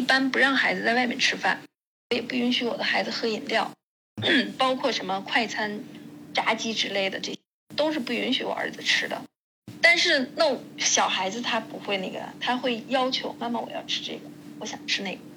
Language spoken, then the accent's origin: Chinese; northern China, China; now in Germany; 因为我是北方人